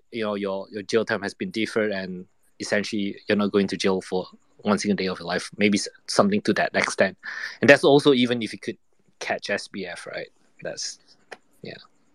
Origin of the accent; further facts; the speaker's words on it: Malaysia; my home country Malaysia